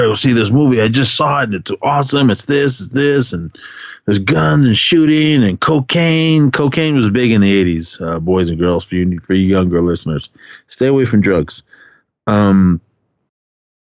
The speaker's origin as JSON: {"language": "English", "town": "Oakland", "region": "California", "country": "United States", "tie": "born or raised there", "said": "growing up in Oakland"}